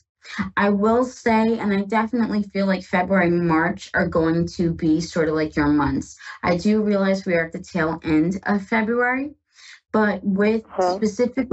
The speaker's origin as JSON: {"language": "English", "region": "Northeast", "country": "United States", "said": "I am from the Northeast, and oh my gosh, I have had enough of snow"}